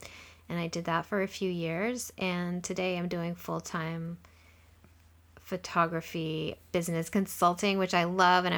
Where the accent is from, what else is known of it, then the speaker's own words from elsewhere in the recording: Louisiana, United States; I am originally from Louisiana, and I studied fashion design in college.